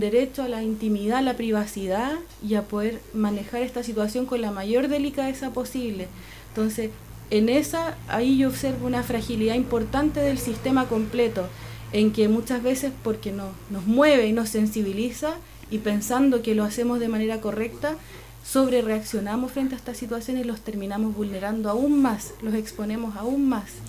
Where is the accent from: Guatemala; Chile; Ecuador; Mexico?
Chile; Santiago, Santiago Metropolitan Region; now in Aysén, Chile; yo soy santiaguina